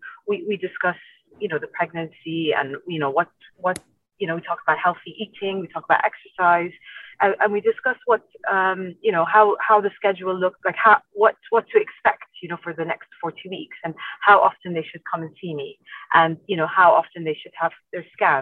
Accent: Iraq; also born or lived in United Kingdom / Ireland; now in Dubai, United Arab Emirates; So I'm originally from Iraq. I grew up here for a while. I went to school here, secondary school here in Dubai, if you didn't know that. And then I moved to the UK and Ireland for a really long time.

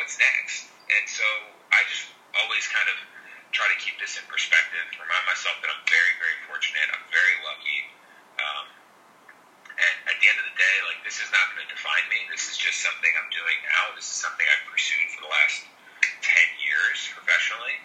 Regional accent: Philadelphia, Pennsylvania, United States; growing up in Philly, playing all my minor league ball in the Philly area

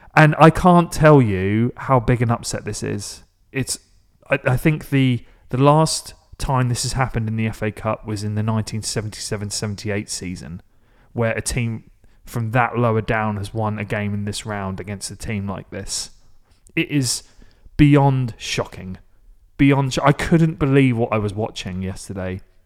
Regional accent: Maidstone, South East England, United Kingdom; my hometown is Maidstone

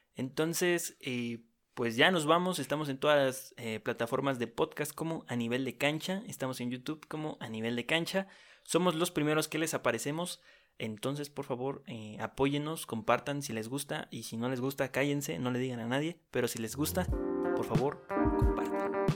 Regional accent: Mexico; somos mexicanos

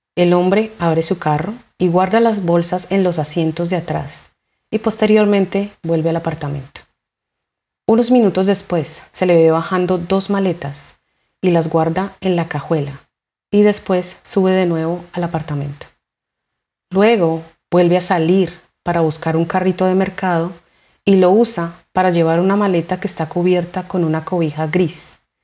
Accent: Colombia

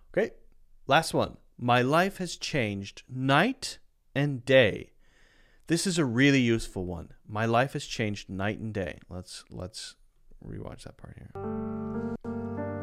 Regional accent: United States; I'm from the United States

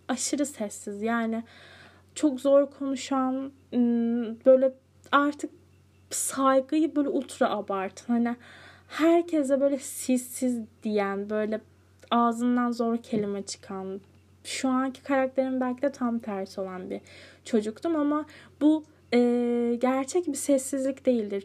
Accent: Cide, Kastamonu, Turkey; moved away; ben Cide'ye ne zaman taşındım? 9, 9 yaşındayken.

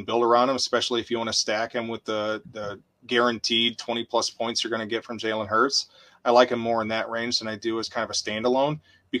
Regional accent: Arkansas, United States; I grew up in Arkansas

